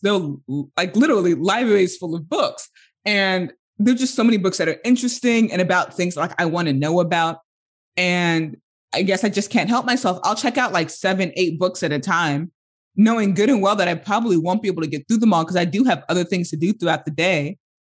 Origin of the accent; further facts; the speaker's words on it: United States; first language English; as an American